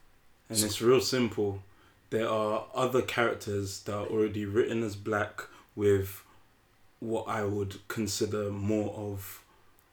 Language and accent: English; United Kingdom; accent: British; we're young British men, and it's nice to see like someone with our accent represented like us